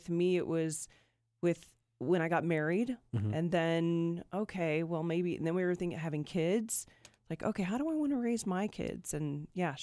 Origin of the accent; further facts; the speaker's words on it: Omaha, Nebraska, United States; I'm from Omaha, so here there was that Wednesday program.